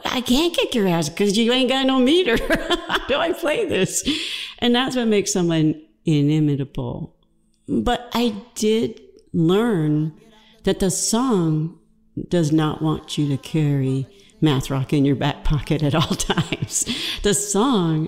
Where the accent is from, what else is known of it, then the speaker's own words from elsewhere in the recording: Georgia, United States; I'm from Georgia